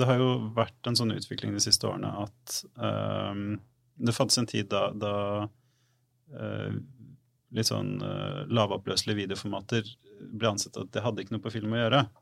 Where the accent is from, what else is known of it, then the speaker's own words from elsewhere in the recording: Fredrikstad, Østfold, Norway; Norge, så er jeg fra Fredrikstad.